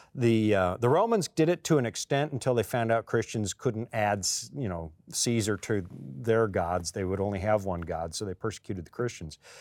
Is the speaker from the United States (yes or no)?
no; Canada; I'm born Canadian, but when I come here, flash my Canadian passport